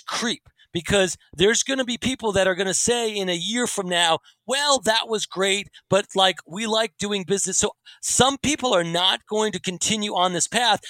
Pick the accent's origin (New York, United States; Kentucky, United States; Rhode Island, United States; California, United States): New York, United States; New York City; I grew up in New York City